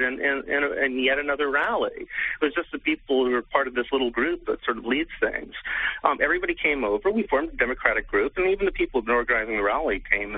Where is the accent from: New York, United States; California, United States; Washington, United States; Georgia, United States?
New York, United States; now in London, United Kingdom; I was back for the summer because I'm normally based in London, but I'm from New York, so I always come back when I can.